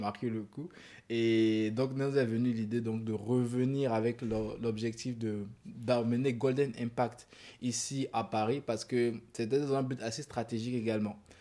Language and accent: French; Côte d’Ivoire; chez nous en Côte d'Ivoire